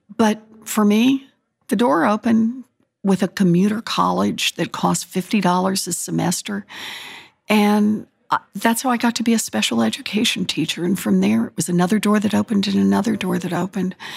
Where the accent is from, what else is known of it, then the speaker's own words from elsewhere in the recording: Oklahoma, United States; moved away; I was born and raised in Oklahoma.